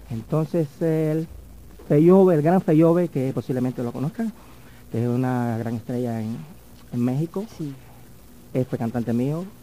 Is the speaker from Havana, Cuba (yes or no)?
yes; Havana, Cuba; also born or lived in Paris, France; En Cuba. Estuve, yo nací en La Habana